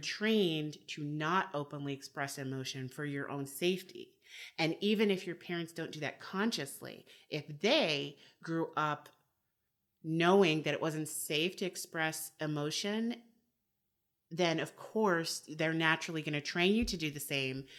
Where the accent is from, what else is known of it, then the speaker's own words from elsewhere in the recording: United States; I am American